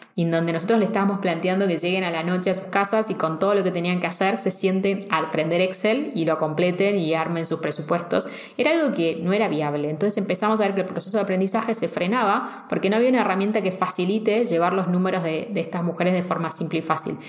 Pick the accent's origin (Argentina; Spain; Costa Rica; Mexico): Argentina; vengo de Argentina